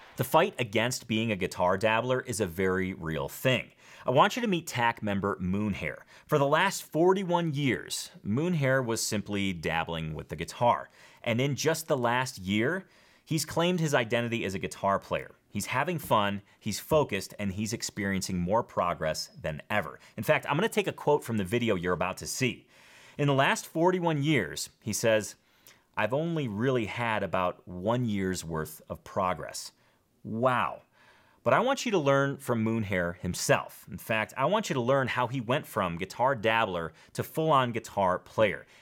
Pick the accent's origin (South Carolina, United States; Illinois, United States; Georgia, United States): Illinois, United States; Schaumburg; I'm from Schaumburg